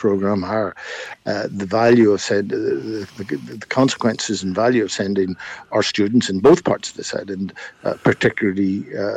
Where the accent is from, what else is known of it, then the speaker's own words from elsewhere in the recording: Northern Ireland, United Kingdom; we were growing up in Northern Ireland